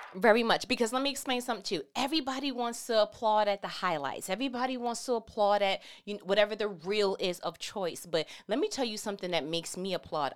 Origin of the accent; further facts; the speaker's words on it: New York, United States; I'm from New York.